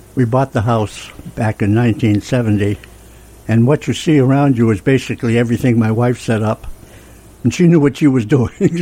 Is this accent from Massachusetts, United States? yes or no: yes; Franklin, Massachusetts, United States; I grew up in Franklin, Massachusetts